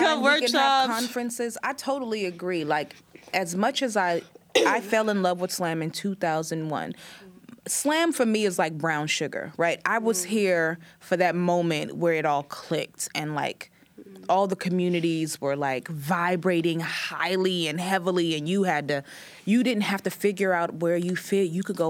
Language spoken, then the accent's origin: English; Oakland, California, United States; at that point, I'm just new from Oakland and I'm lucky somebody let me on stage, I'm performing everywhere.